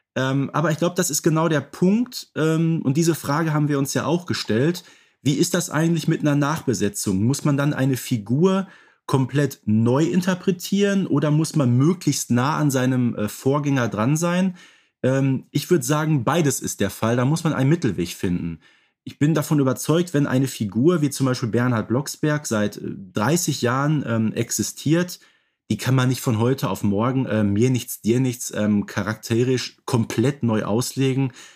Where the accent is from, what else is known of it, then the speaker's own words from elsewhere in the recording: Ruhr area, North Rhine-Westphalia, Germany; ich, der aus dem Ruhrgebiet kommt